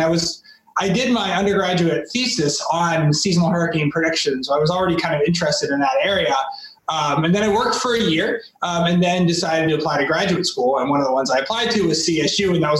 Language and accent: English; Plymouth, Massachusetts, United States; moved away; You know, I grew up in New England, so I grew up in Plymouth, Massachusetts, so right on the water.